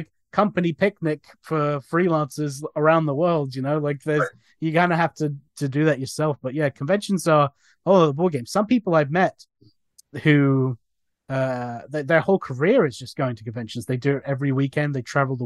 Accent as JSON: {"language": "English", "region": "New Jersey", "country": "United States", "tie": "born or raised there", "moved": "yes", "lives_now": "England", "said": "I grew up in New Jersey"}